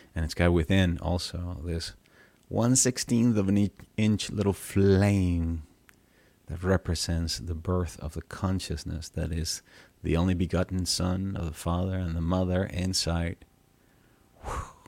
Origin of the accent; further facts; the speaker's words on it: Venezuela; I grew up in Venezuela uh, and I was raised Catholic